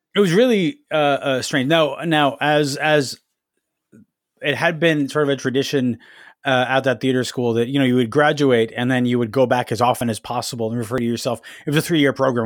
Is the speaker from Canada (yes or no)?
yes; Ajax, Ontario, Canada; moved away as an adult; now in Toronto, Canada; I grew up in Ajax, which is about a thirty minutes drive outside of Toronto